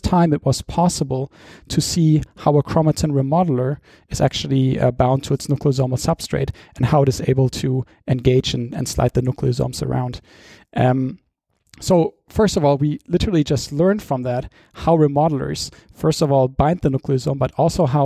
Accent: Dortmund, North Rhine-Westphalia, Germany; moved away as an adult; also born or lived in London, United Kingdom; I went back to my hometown in Germany, which is Dortmund

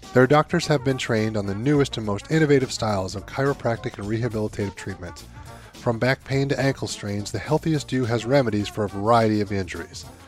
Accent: Northeast Ohio, United States; I grew up here in the Northeast Ohio area

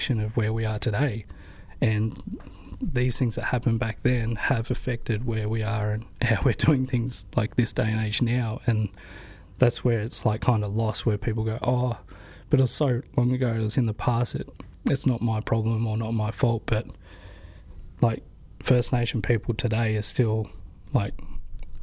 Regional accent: Torquay, Victoria, Australia; also born or lived in Newcastle, New South Wales (Worimi Country) / Sydney; growing up in Torquay

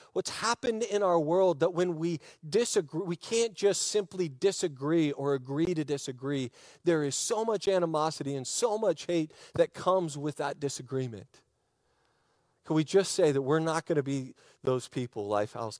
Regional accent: United States; I'm an American. I'm an American. I love our country.

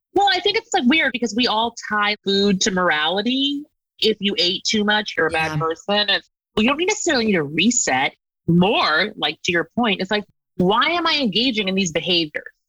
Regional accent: United States; I grew up on the East Coast in like a suburb outside of New York City, like 40 miles

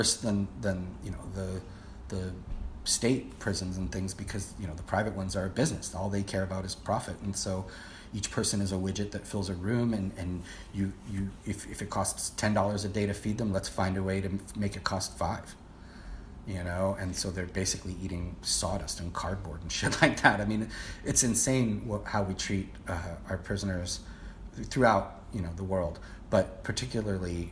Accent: Brookline, Massachusetts, United States; moved away; in my hometown of Brookline

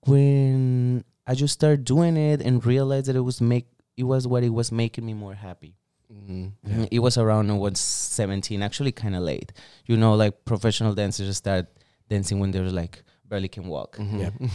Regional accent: Sonora, Mexico; moved away as an adult; also born or lived in San Francisco, United States; now in Los Angeles, United States; I'm from Mexico, state of Sonora, right under Arizona. Not that far from here, actually. That's why LA, it was my choice to actually move on in my life. Mm-hmm. I'm not that far from home

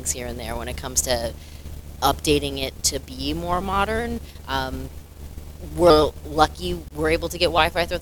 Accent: Lynn, Massachusetts, United States; also born or lived in Revere, Massachusetts / Florida; I'm from Lynn for the most part. When I was born, my parents lived in Revere, but we moved here within 4 years of that.

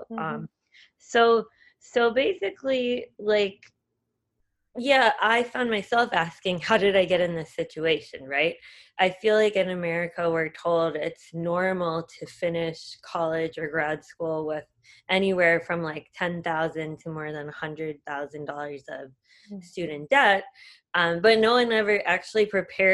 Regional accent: United States; moved away as an adult; also born or lived in Singapore; being another American

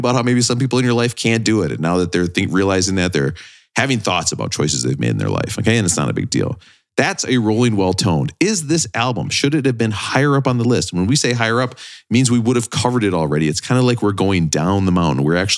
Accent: England, United Kingdom; Actually, I'm English.

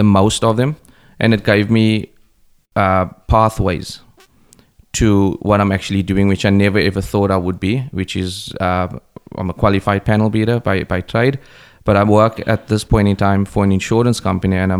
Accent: East London, Eastern Cape, South Africa; moved away; I grew up in a place called Braylon in East London in South Africa.

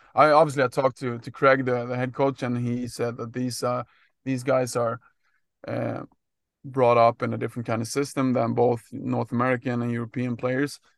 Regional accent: Sweden; also born or lived in Gothenburg, Sweden; my background is, uh, growing up in Sweden, played soccer and ice hockey as, as, uh, most, uh, people do, I would say, in Sweden.

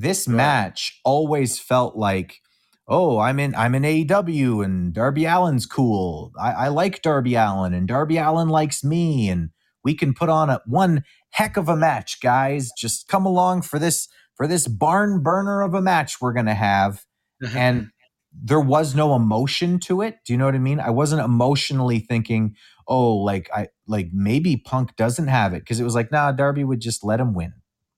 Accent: Winnipeg, Manitoba, Canada; And I'm a Canadian. … from Winnipeg.

